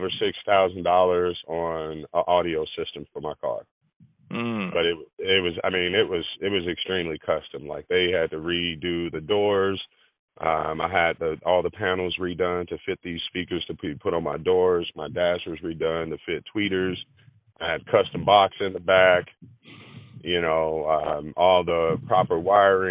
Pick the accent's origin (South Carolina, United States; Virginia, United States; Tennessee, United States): Tennessee, United States; Nashville; also born or lived in Carson City, Nevada; I was born and raised in Nashville, Tennessee, and my grandparents raised me here for many years